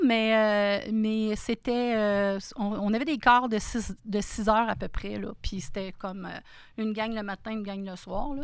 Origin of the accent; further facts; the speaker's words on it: Sainte-Thérèse, Quebec, Canada; moved away as an adult; also born or lived in Toronto / Russia; now in Abitibi, Canada; je suis née à Sainte-Thérèse, à côté de juste entre Laval et Blainville. Donc euh, c'est là que je suis venue au monde. J'ai vécu toute ma vie